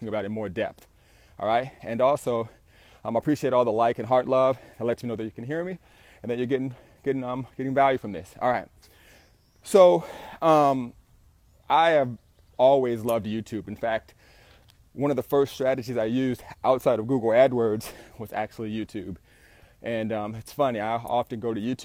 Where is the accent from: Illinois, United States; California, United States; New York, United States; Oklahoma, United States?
California, United States; Southern; I'm an entrepreneur from SoCal.